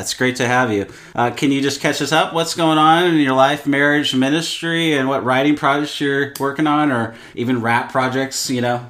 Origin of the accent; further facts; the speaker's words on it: Seattle, Washington, United States; I grew up in Seattle